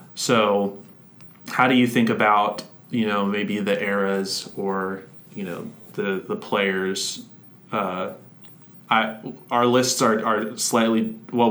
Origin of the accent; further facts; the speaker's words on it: Orlando, Florida, United States; I grew up in Orlando